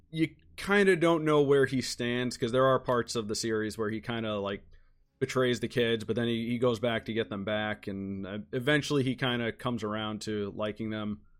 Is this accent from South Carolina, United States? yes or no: no; New York, United States; moved away; I'm originally from New York